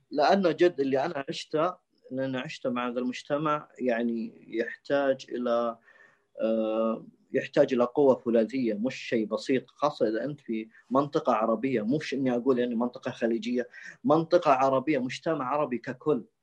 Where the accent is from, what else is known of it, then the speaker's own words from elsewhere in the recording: Saudi Arabia; وهذا يعتبر مستشفى الملك فيصل من اقوى المستشفيات عندنا في السعوديه